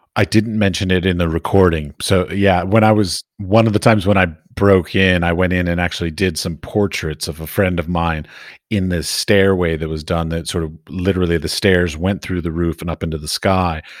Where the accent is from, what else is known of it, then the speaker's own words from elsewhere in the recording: Arlington, Virginia, United States; moved away as an adult; also born or lived in Middle East; now in Europe; When I grew up in Arlington, Virginia, just outside of D C